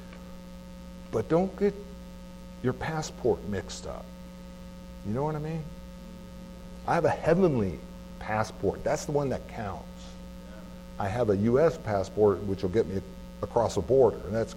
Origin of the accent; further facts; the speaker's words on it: California, United States; now in Anchorage, United States; I grew up in California